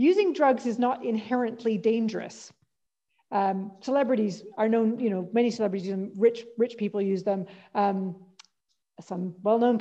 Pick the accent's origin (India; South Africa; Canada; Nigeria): Canada; Calgary, Alberta; moved away as an adult; now in Scotland, United Kingdom; So my hometown is Calgary.